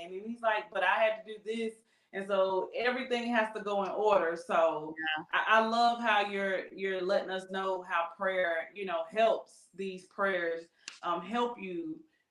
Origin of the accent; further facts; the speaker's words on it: North Carolina, United States; moved away as an adult; now in Texas, United States; I moved from my hometown is North Carolina. So I came from North Carolina to Texas